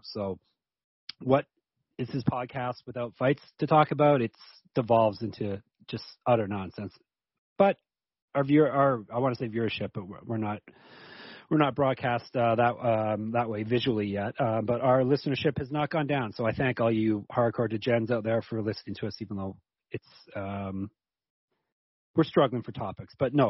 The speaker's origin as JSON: {"language": "English", "country": "Canada", "said": "I'm Canadian, so I'm into the Trailer Park Boys."}